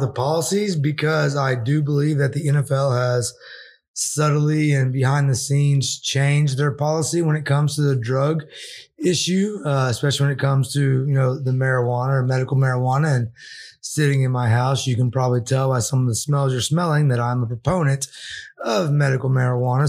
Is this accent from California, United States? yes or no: no; Arkansas, United States; I'm from Arkansas